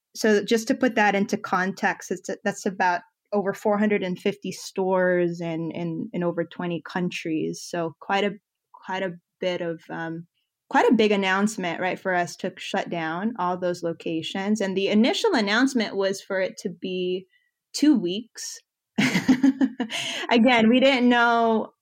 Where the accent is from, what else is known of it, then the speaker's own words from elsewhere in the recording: Philippines; moved away; my home country, the Philippines.